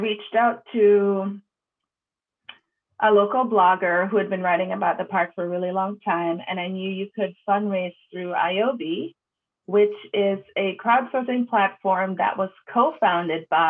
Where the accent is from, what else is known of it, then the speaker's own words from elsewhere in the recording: Jamaica; also born or lived in New York City, United States; now in United States; So I was born in Jamaica. The island. So I should say I was born on Jamaica.